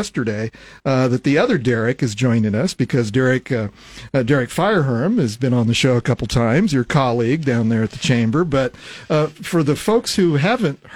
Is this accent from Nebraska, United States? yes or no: yes; Lincoln, Nebraska, United States; also born or lived in Ogallala, Nebraska; I grew up in and around Lincoln, but my family moved out to Ogallala, western Nebraska, my middle school and high school years.